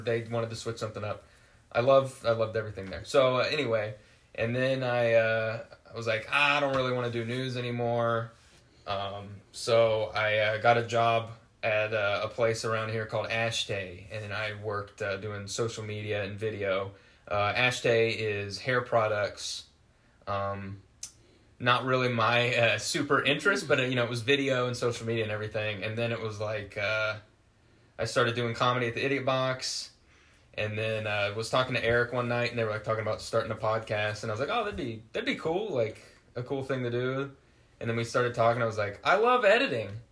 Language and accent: English; West Virginia, United States; moved away as an adult; I moved from West Virginia, where I'm from